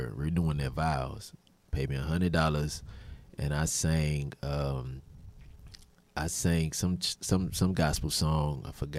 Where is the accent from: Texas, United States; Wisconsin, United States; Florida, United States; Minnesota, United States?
Texas, United States; Houston; Right here, Houston